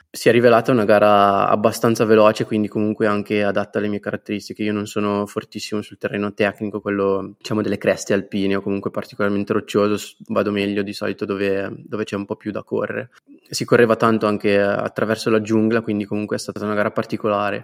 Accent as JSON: {"language": "Italian", "town": "Guanzate", "region": "Lombardy", "country": "Italy", "tie": "born or raised there", "said": "del mio paese, Guanzate, in provincia di Como"}